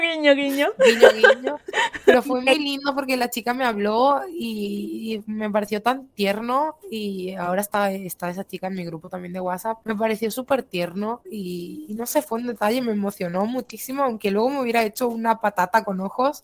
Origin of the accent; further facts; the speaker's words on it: Spain; soy española